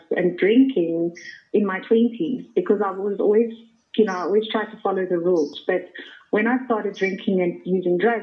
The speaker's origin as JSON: {"language": "English", "town": "Centurion", "region": "Gauteng", "country": "South Africa", "tie": "born or raised there", "also_born_or_lived": "Thunderbale Park", "lives_now": "Johannesburg, South Africa", "said": "I was born in Thunderbale Park, and I sort of moved from Thunderbale Park to Centurion, and I grew up there."}